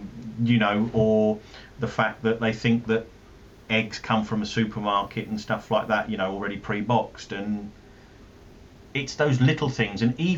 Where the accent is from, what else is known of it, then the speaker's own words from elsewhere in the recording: London, United Kingdom; accent: South London; I'm not as thick with my South London accent as what my dad is